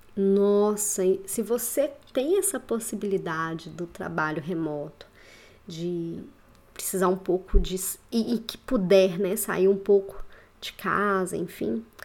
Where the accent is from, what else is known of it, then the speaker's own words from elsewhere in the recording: Belo Horizonte, Minas Gerais, Brazil; moved away as an adult; also born or lived in Curitiba; Voltei para BH, né? Sou aqui de BH